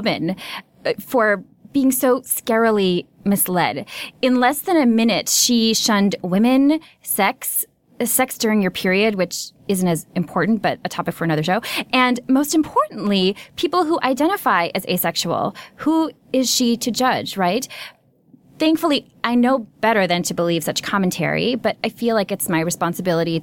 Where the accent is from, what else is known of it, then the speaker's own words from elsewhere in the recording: Minnesota, United States; moved away; I grew up in Minnesota